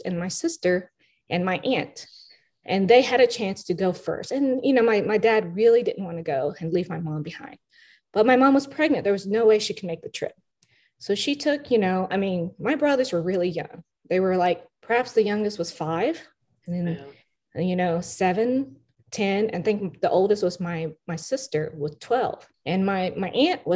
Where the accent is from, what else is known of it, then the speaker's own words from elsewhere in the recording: Nashville, Tennessee, United States; also born or lived in Vietnam; I grew up here in Nashville. So I came here when I was 4 or 5